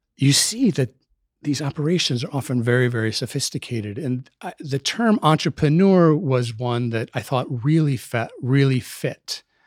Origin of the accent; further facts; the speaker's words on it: Minneapolis, Minnesota, United States; moved away as an adult; also born or lived in Hartford, Connecticut; I was born in Minneapolis. I lived in Minneapolis, uh, during my childhood, the formative years